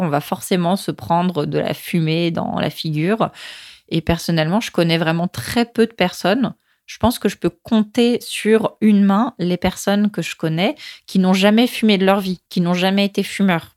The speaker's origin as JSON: {"language": "French", "country": "France", "moved": "yes", "lives_now": "Lima, Peru", "said": "moi en tant que française"}